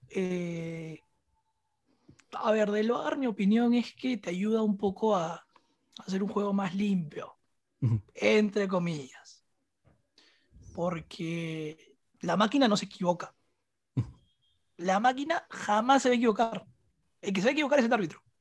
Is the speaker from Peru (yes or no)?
yes; Peru; como peruano